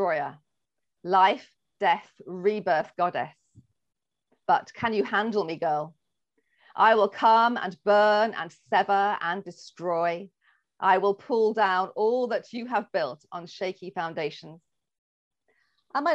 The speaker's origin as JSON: {"language": "English", "region": "England", "country": "United Kingdom", "said": "I'm English"}